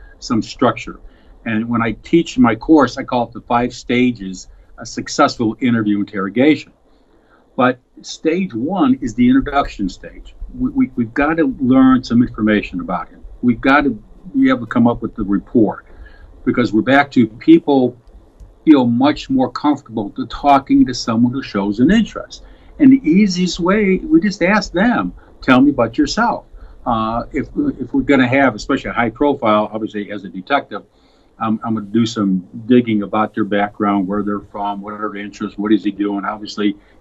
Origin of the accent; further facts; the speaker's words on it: Chicago, Illinois, United States; I was born and raised on the south side of Chicago